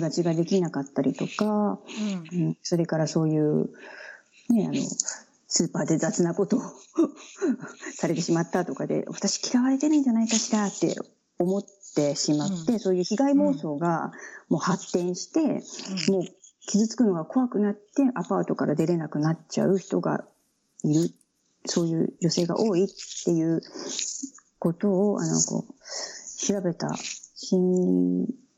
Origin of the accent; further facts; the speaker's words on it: Kisarazu, Chiba, Japan; 私は千葉県の木更津市の出身です。